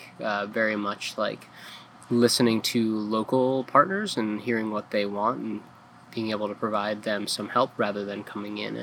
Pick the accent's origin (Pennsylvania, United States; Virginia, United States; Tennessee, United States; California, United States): Pennsylvania, United States; just outside Philadelphia; moved away as an adult; also born or lived in Colorado Springs, Colorado / Fort Collins, Colorado / Montana / New Orleans; now in Ellsworth, United States; I was born just outside Philadelphia, and grew up there